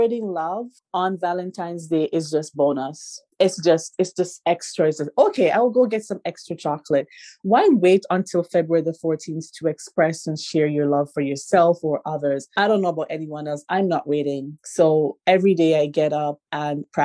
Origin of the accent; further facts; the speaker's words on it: Jamaica; now in Canada; I'm from Jamaica